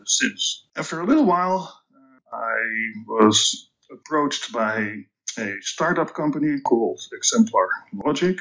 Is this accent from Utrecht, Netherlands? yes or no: no; Amsterdam, North Holland, Netherlands; accent: Dutch; English is a second language; moved away; So my accent is Dutch. I was born and raised in the Netherlands, in Amsterdam to be precise.